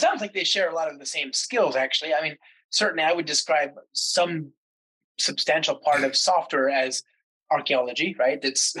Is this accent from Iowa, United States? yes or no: no; San Francisco, California, United States; San Francisco, which is my hometown.